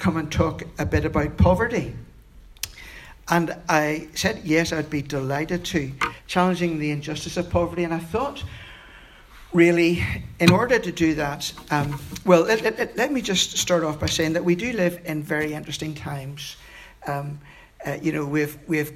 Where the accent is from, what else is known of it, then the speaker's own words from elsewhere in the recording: Belfast, Northern Ireland, United Kingdom; also born or lived in London; I grew up in East Belfast